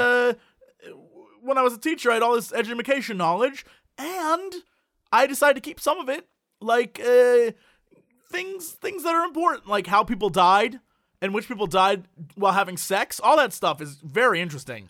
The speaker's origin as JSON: {"language": "English", "country": "United States", "said": "we're American"}